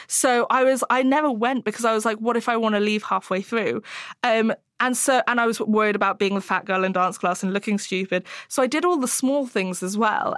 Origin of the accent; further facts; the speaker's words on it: Hong Kong; moved away; I grew up in Hong Kong